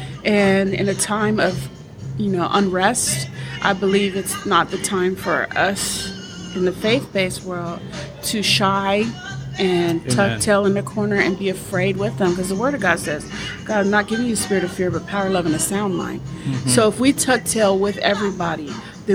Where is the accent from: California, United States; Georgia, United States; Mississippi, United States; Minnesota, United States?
California, United States; Los Angeles; when I grew up in L.A., not South Central, because everybody said I'm from South Central LA. No, I'm from West